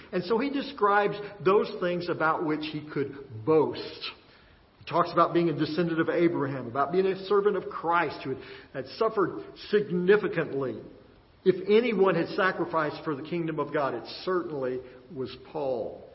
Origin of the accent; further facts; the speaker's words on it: Texas, United States; growing up in Texas